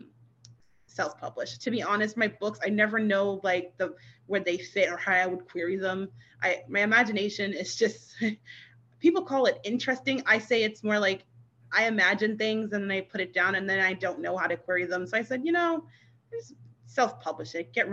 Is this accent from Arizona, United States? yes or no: no; Massachusetts, United States; I'm from Massachusetts, born and raised.